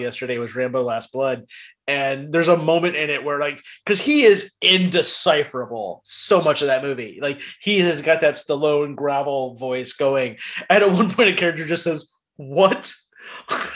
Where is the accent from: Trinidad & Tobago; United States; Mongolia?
United States; Midwest; also born or lived in the South, United States; I grew up in the Midwest and the South